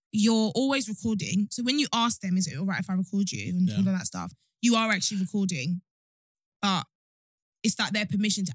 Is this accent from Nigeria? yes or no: yes; Nigeria; I'm Nigerian.